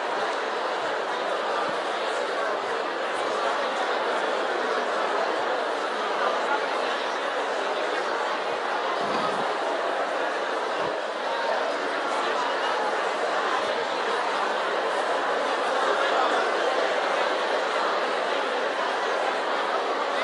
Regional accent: Coushatta, Louisiana, United States; I'm from Coushatta, Louisiana

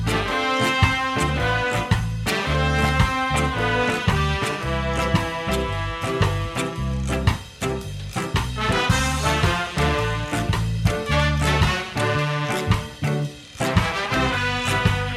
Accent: England, United Kingdom; now in Nova Scotia, Canada; I'm from England

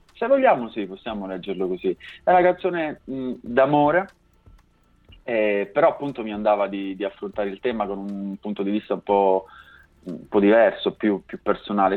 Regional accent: Basilicata, Italy; moved away as an adult; now in Milan, Italy; io vivo a Milano da un po' di anni, ma in realtà vengo dalla Basilicata, sono originario di un paesino in provincia di Potenza

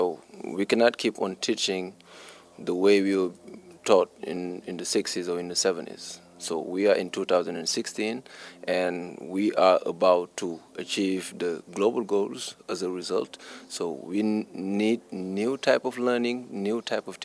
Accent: Senegal; I'm from Senegal

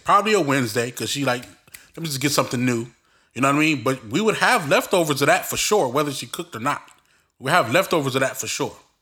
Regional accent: Belize; we're from Belize

